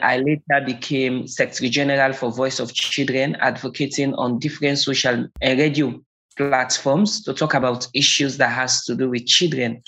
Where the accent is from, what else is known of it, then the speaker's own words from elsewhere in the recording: Sierra Leone; born and raised in Sierra Leone, West Africa.